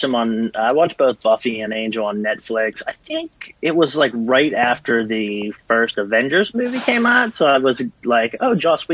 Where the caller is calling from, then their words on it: Pittsburgh, Pennsylvania, United States